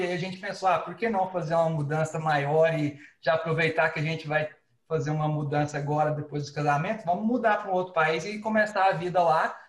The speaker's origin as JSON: {"language": "Portuguese", "town": "Goiânia", "region": "Goiás", "country": "Brazil", "moved": "as an adult", "lives_now": "Vancouver, Canada", "said": "sou lá de Goiânia. Tô aqui no Canadá, como a Luana falou, desde 2017"}